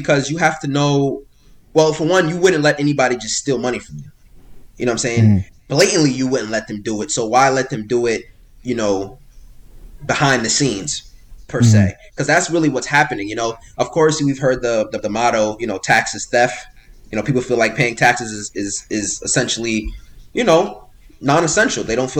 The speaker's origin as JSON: {"language": "English", "town": "Miami", "region": "Florida", "country": "United States", "tie": "born there", "also_born_or_lived": "New York", "lives_now": "New Jersey, United States", "said": "I'm originally from Florida, right? I was born in Miami, Florida. My family moved around a little bit growing up. You know, I was born in Florida. I moved to New York, lived in New York for a little bit, then moved over to Jersey."}